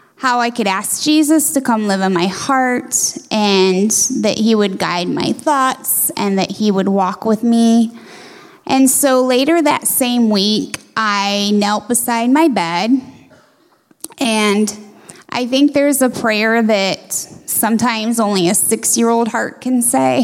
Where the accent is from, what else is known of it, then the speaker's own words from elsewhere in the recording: Shiloh, Ohio, United States; My hometown is Shiloh, it's about an hour and a half north of Columbus